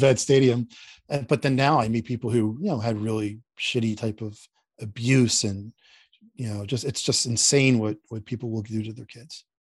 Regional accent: Philadelphia, Pennsylvania, United States; moved away; I grew up in Philadelphia, Northeast Philadelphia, and I'm very Philadelphia

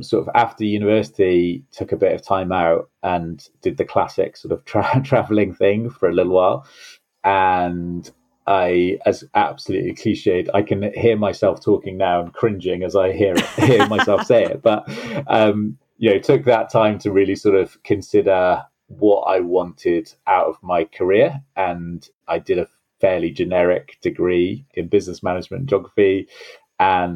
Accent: Swansea, Wales, United Kingdom; moved away as an adult; also born or lived in just outside London; now in near London, United Kingdom; I grew up in South Wales in Swansea and loved living there, loved growing up there

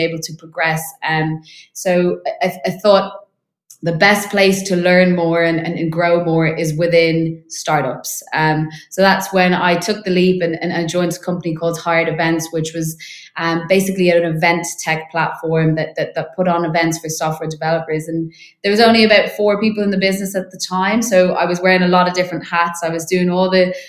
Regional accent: Dublin, Leinster, Ireland; moved away as an adult; now in London, United Kingdom; I am originally from Ireland, in Dublin, so moved over to London about 2 years ago

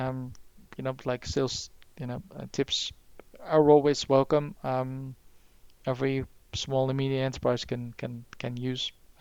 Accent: Netherlands; now in United Kingdom; originally from the Netherlands myself

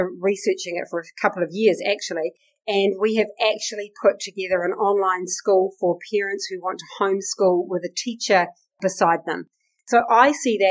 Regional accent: Takaka, Tasman, New Zealand; My hometown, Golden Bay, Takaka, paradise.

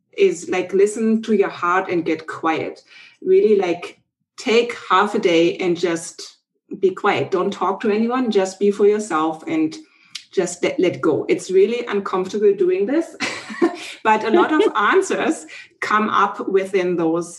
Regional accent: Germany; moved away as an adult; now in Canada; originally, I'm from Germany. We now live in Canada. And in 2005, we came over

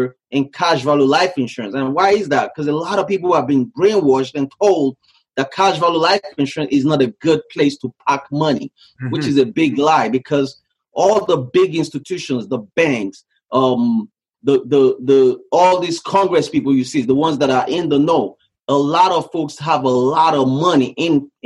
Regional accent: Nigeria; moved away as an adult; also born or lived in Canada; now in United States; So I grew up in West Africa, Nigeria. I left Nigeria when I was 18 years old.

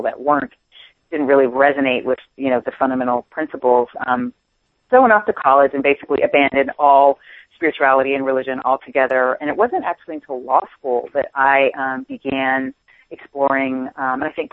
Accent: Washington, District of Columbia, United States; I grew up on the East Coast in Washington, D.C.

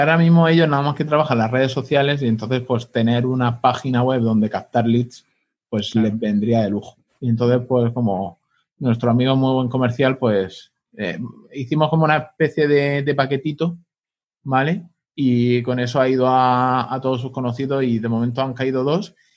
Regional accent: Pilar de la Horadada, Valencian Community, Spain; mi pueblo, para Pilar de la Horadada

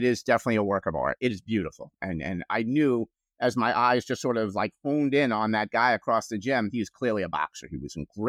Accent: New York, United States; now in New Jersey, United States; even though I'm a New Yorker forced to live in New Jersey against my will, but product of the 70s

